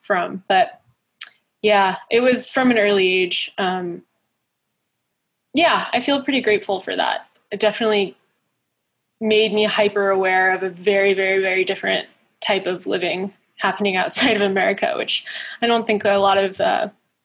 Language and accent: English; Florida, United States; I was born in Florida